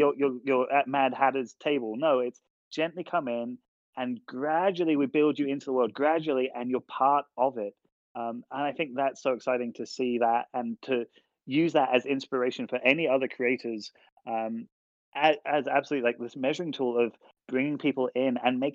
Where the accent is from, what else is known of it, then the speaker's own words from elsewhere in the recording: United Kingdom; we're British. We have different customs.